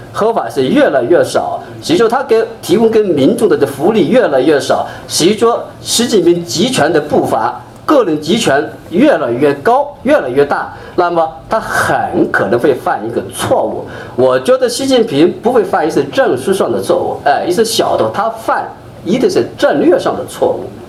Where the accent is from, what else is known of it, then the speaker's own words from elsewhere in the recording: Jiangxi, China; moved away as an adult; 而且我的这个老家呢也是农村啊，三十年前是最落后的一个地方，我是江西人啊。